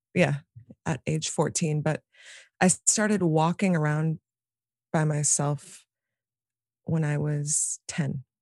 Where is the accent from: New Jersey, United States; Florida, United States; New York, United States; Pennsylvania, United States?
New York, United States; New York City; here in Manhattan where I live and where I grew up.